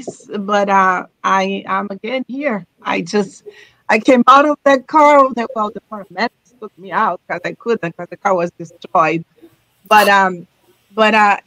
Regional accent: Brazil; moved away as an adult; I'm originally from Brazil, live in this country for 20 years

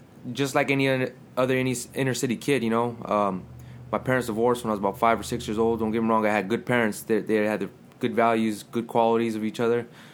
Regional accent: New Mexico, United States; I'm from New Mexico.

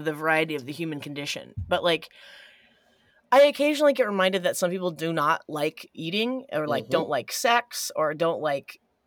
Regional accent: Evansville, Indiana, United States; I'm from Evansville, Indiana, Southern Indiana

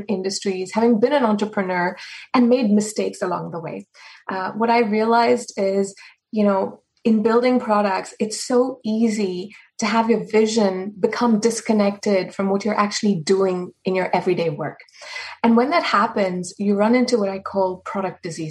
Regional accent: South Africa; now in Boston, United States; I'm a South African citizen

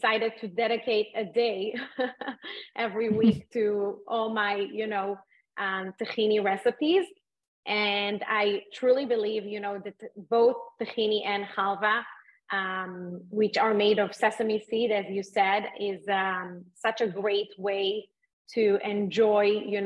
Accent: Israel; moved away as an adult; now in Miami, United States; I was born and raised in Israel

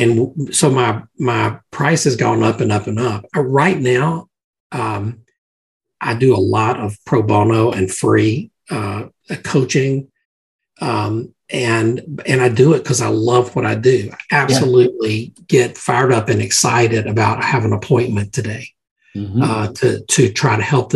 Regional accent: Mississippi, United States; growing up in Mississippi

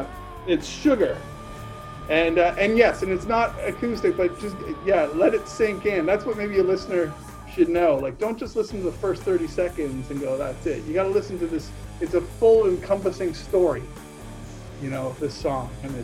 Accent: Nova Scotia, Canada; So to me, she was huge because I'm from Nova Scotia.

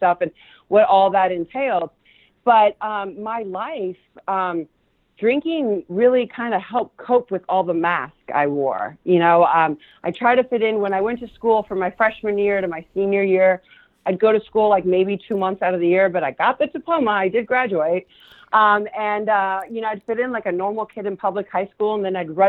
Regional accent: California, United States; first language Spanish; English is a second language; also born or lived in Argentina; I'm a native Californian

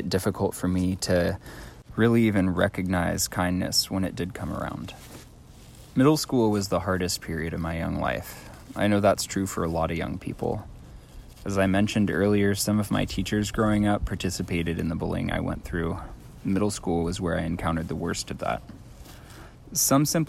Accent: Fort Bragg, California, United States; I grew up here on this unceded Pomo and Yuki tribal territory that we currently know as Fort Bragg

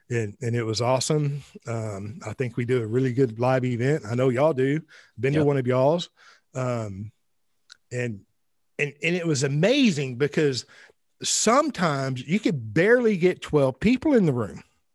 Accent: Ireland; Well, I'm Irish as well. I don't drink.

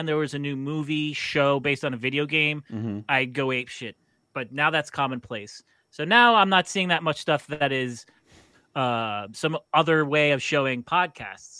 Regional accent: Long Island, New York, United States; I grew up on Long Island. I grew up near New York City

